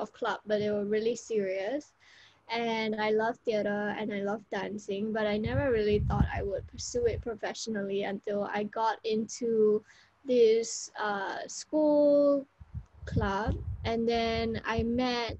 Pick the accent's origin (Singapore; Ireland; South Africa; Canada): Singapore; first language English; moved away as an adult; also born or lived in Spain; I am from Singapore